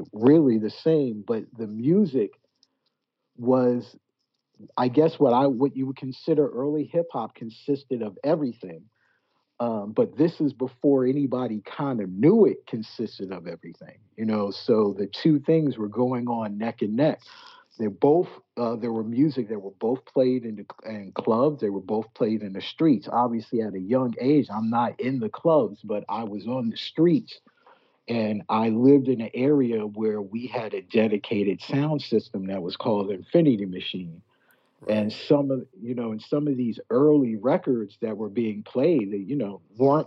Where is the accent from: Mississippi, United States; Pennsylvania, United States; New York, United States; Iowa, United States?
New York, United States; New York City; born or raised there; moved away as an adult; also born or lived in Manhattan / Harlem / South Bronx / California